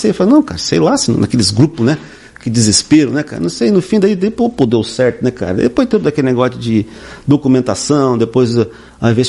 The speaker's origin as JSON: {"language": "Portuguese", "region": "Paraná", "country": "Brazil", "said": "Paraná, eu vim do Paraná, enfim, gente de todo lado"}